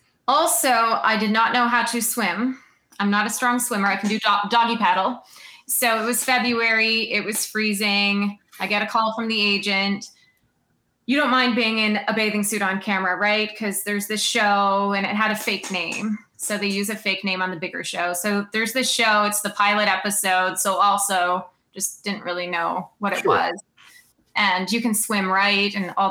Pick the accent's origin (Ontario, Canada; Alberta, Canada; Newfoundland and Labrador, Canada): Ontario, Canada; Sault Ste. Marie; moved away as an adult; it's small to me because I grew up here, and everyone knows everyone's business.